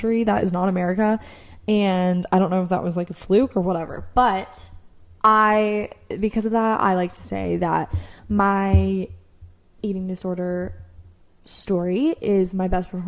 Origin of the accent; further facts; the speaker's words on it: United States; me being American